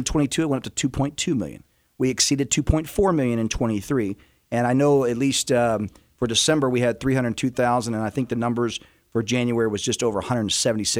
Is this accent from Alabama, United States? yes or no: no; Houston, Texas, United States; moved away as an adult; also born or lived in New Orleans, Louisiana / New Mexico / Arizona / Washington, D.C.; I'm from New Orleans and grew up in Houston